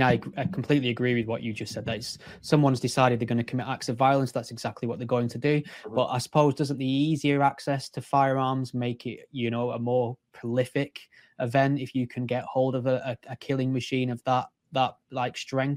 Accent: United Kingdom; I mean, I don't know if being a Brit gives it a different dimension with our non-existent relationship with firearms, I suppose, and our sort of strange curiosity at the Second Amendment and American gun culture.

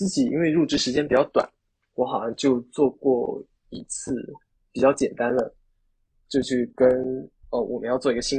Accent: China; 就你知道我们中国人的英语，很多人都是哑巴英语嘛，就可能口语会是我们的弱项

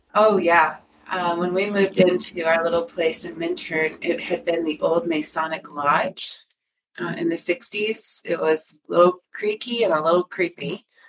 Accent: Michigan, United States; moved away as an adult; also born or lived in Colorado; now in Breckenridge, United States; I grew up in Michigan

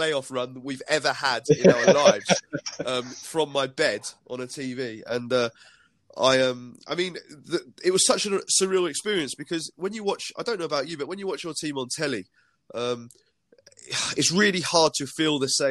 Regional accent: Milton Keynes, South East England, United Kingdom; I was born in Milton Keynes before the MK Dons were born

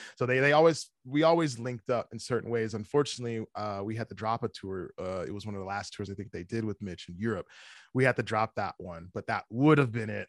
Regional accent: Chicago, Illinois, United States; also born or lived in Evergreen Park; I grew up, I grew up in Chicago. Uh, it was a, it's a, it's a town called Evergreen Park

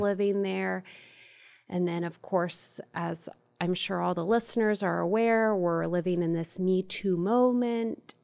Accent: Ohio, United States; I'm from the Midwest, from the great state of Ohio.

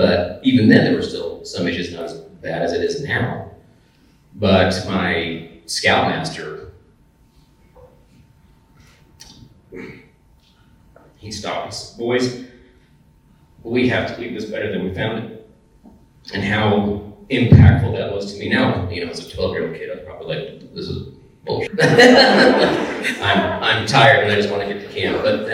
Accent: United States; also born or lived in Idaho, United States / Oregon, United States; growing up in Idaho and in Oregon, and the forest was just there

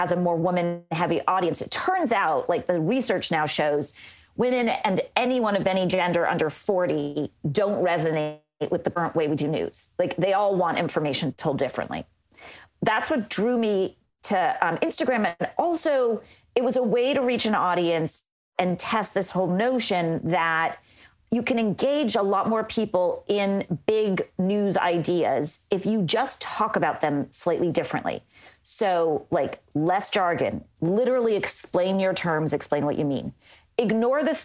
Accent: Los Angeles, California, United States; moved away as an adult; also born or lived in Orlando, Florida / Tampa, Florida; I'm from Los Angeles

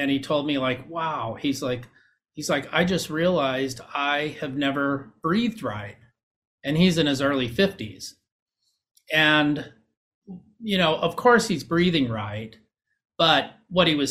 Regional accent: Huntington Beach, California, United States; I grew up in Huntington Beach.

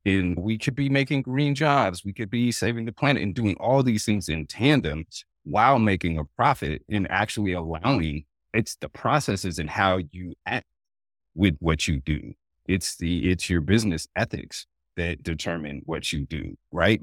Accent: Oregon, United States; I grew up in Oregon

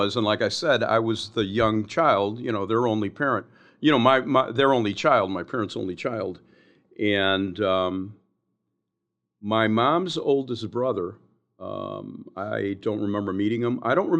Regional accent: Lakeview, Illinois, United States; also born or lived in Cuba; I grew up in Lakeview. I grew up East Lakeview. I'm sure you guys are aware, you know, I was born in Cuba, and we came here legally to escape communism.

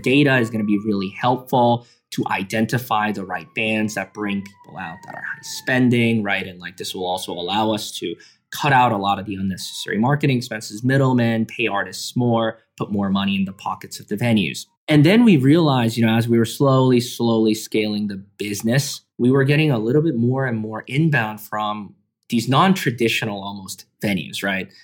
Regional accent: Canada; middle school growing up in Canada

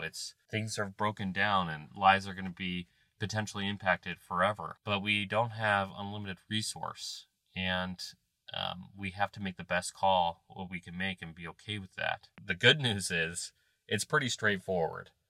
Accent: Ohio, United States; I'm from Ohio

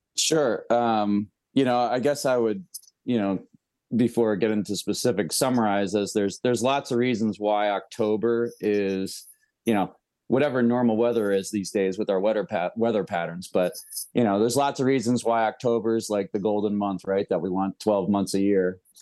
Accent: near Woodstock, New York, United States; moved away; I pretty much lived, uh, within ten miles my whole life of the infamous Woodstock, New

